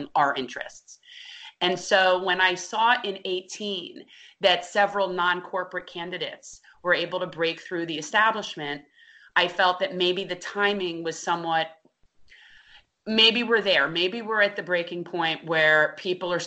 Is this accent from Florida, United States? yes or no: yes; North Miami Beach, Florida, United States; I am a second generation native Floridian. I was born and raised in North Miami Beach